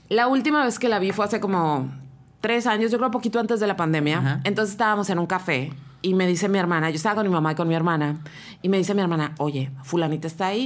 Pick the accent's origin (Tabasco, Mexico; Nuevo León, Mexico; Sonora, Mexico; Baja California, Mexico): Baja California, Mexico; Rosarito; Le dije, y también quiero que sepas que vengo de Rosarito.